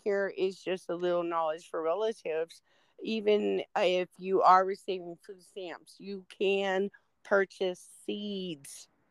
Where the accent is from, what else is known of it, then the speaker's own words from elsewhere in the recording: Rosebud, South Dakota, United States; moved away; I'm from Rosebud, Pine Ridge is right next to me.